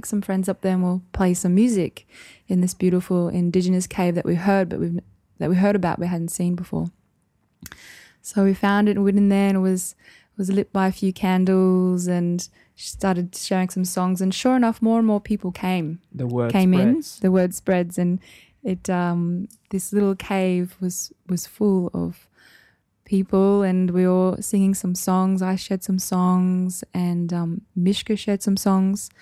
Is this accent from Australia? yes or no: yes; Townsville, Queensland, Australia; I'm from Townsville.